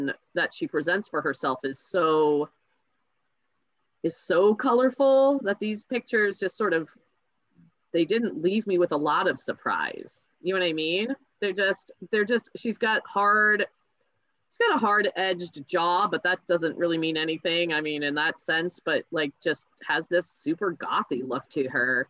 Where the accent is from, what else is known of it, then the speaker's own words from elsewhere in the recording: United States; I grew up in the States